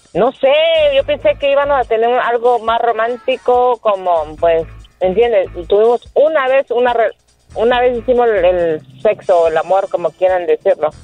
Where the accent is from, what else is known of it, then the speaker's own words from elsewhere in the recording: Guatemala; moved away; yo tenía 33 años que no regresaba a mi tierra